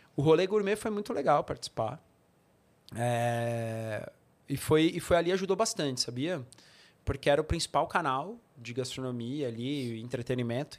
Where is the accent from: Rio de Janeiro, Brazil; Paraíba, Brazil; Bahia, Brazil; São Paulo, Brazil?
São Paulo, Brazil; São Bernardo do Campo; also born or lived in São Caetano do Sul; eu sou de São, minha família é toda de São Bernardo, mas eu morei um tempo em São Caetano